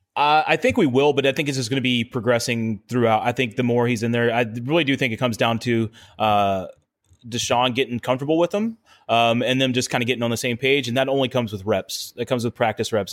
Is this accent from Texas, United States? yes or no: yes; Houston, Texas, United States; growing up in Houston